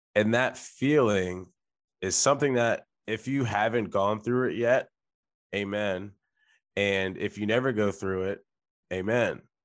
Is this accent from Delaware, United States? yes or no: yes; Delaware, United States; I am from Delaware, which is a state that many people don't talk about